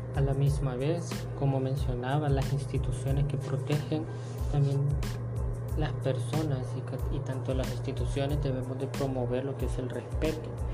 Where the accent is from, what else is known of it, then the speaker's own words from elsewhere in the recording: El Salvador; como salvadoreños que somos